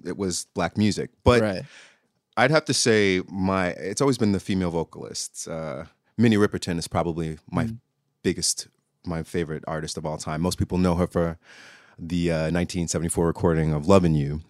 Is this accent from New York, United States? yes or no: yes; New York City, New York, United States; moved away as an adult; now in Oklahoma, United States; I grew up in New York City and didn't move mm-hmm. to mm. Oklahoma till maybe 19 years ago.